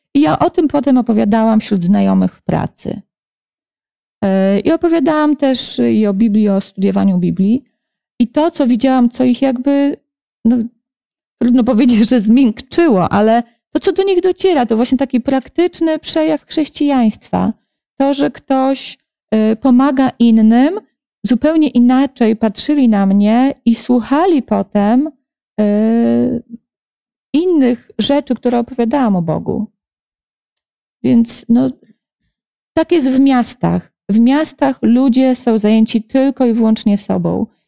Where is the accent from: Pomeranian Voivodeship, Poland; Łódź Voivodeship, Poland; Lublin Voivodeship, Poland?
Lublin Voivodeship, Poland; Lublin; also born or lived in near Warsaw; now in Warsaw, Poland; mam też mnóstwo znajomych w Lublinie, bo to jest moje rodzinne miasto